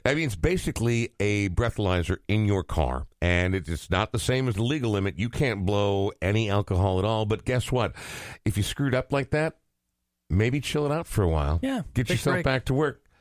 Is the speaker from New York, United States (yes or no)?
no; Milwaukee, Wisconsin, United States; I grew up in Wisconsin, so it's in my blood.